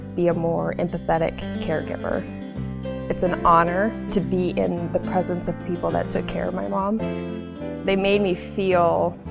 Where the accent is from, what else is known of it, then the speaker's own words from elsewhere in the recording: Hastings, Nebraska, United States; I was born and raised here in Hastings, Nebraska